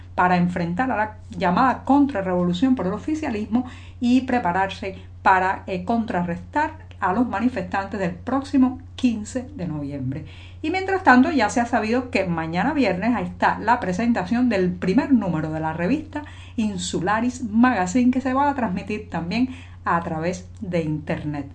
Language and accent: Spanish; Cuba; cubana, periodista, ciudadana